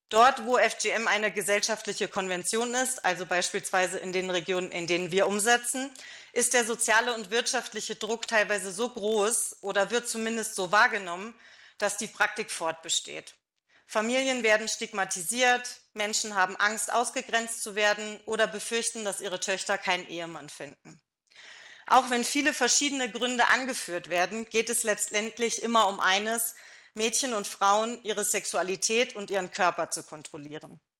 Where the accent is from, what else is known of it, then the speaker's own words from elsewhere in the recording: Germany; ich bin auch in Deutschland äh, aufgewachsen natürlich